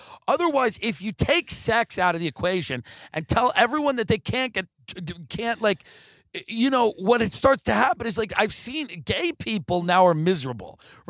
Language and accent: English; United Kingdom; the first thing is I'm black and I'm British